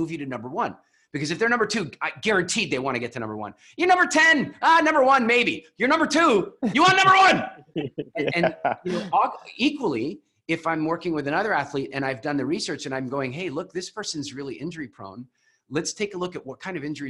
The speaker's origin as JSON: {"language": "English", "country": "Canada", "also_born_or_lived": "Vancouver", "said": "I'm Canadian"}